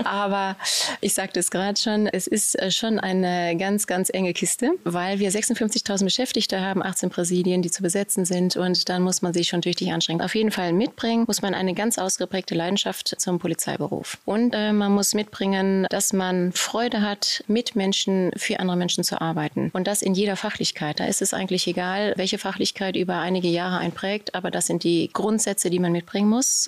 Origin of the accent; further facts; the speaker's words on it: Cologne, North Rhine-Westphalia, Germany; ich bin Kölnerin